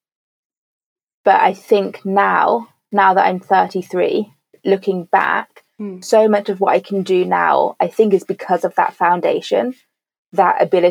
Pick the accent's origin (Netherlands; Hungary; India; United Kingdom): United Kingdom; Birmingham, West Midlands; first language English; moved away as an adult; also born or lived in Paris; I grew up in Birmingham